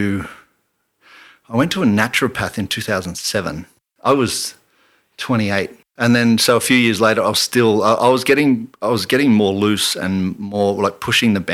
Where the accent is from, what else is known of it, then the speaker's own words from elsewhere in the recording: Canberra, Australian Capital Territory, Australia; I grew up in Canberra